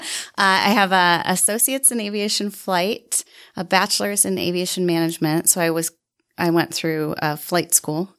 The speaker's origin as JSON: {"language": "English", "region": "central Illinois", "country": "United States", "tie": "born or raised there", "moved": "as an adult", "lives_now": "Utah, United States", "said": "I grew up in central Illinois."}